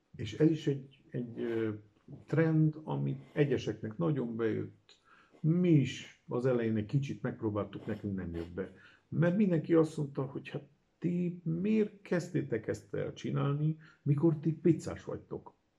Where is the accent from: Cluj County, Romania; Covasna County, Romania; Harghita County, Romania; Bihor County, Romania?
Cluj County, Romania; Cluj-Napoca; Kolozsvári születésű vagyok, a Brassaiba érettségiztem